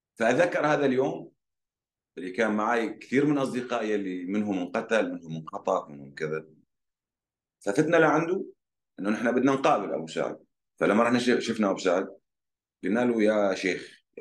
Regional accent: Raqqa, Raqqa Governorate, Syria; moved away as an adult; انا كابن مدينه رقه

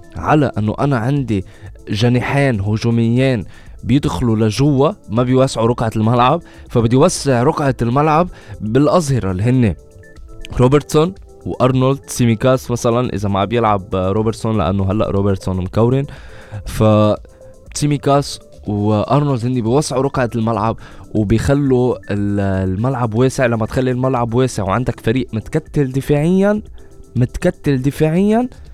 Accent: Lebanon; نحن كلبنانية

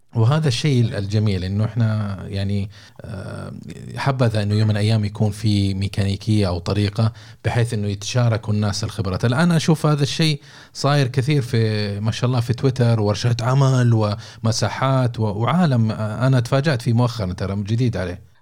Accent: Saudi Arabia; عندنا في السعوديه

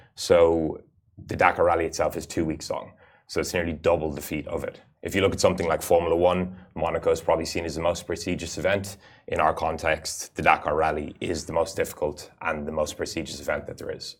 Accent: United Arab Emirates; I actually had the fortune of being born and growing up in the Emirates

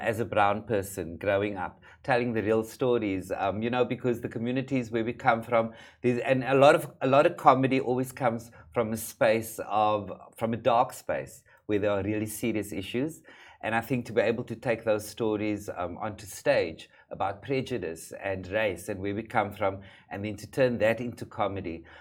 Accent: Cape Town, Western Cape, South Africa; where I come from um, in South Africa, hair is a big issue, particularly in the community in which I grew up

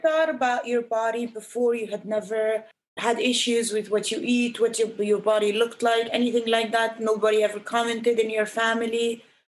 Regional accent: Egypt; born or raised there

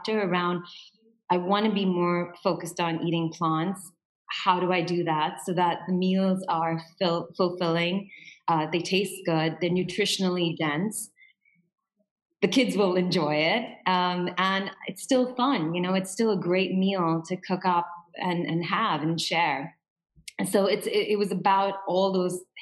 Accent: India; now in Dubai, United Arab Emirates; I'm from India

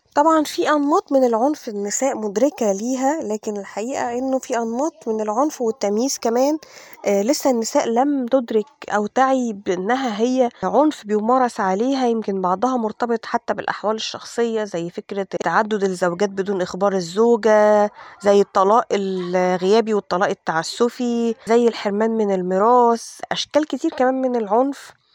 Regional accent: Egypt; إحنا كل اللي عندنا في مصر

